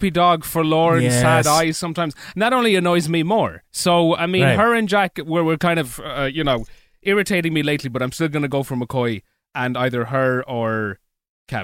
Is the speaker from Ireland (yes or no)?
yes; Ireland; accent: Irish; I would make my Irish accent worse on purpose